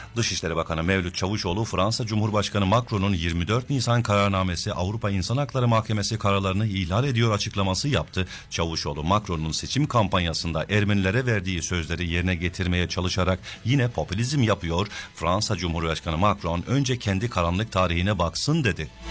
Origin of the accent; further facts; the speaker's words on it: Turkey; now in Sydney, Australia; Türkiye'de büyüdük çoğumuz.